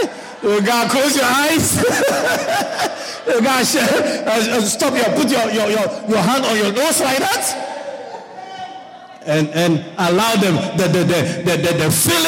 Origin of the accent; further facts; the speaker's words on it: Guyana; You know how Guyanese, we like Thanksgiving.